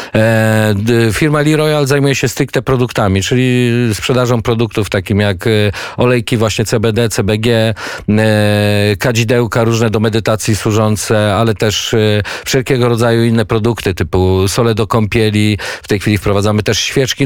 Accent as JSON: {"language": "Polish", "area": "near Kielce", "region": "Świętokrzyskie Voivodeship", "country": "Poland", "tie": "born or raised there", "said": "Wychowywałem się na polach konopnych pod Kielcami"}